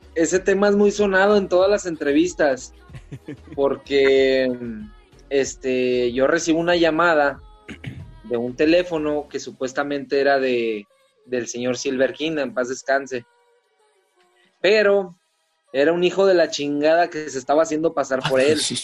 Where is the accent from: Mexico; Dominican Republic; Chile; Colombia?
Mexico; Comarca Lagunera; De acá de la comarca lagunera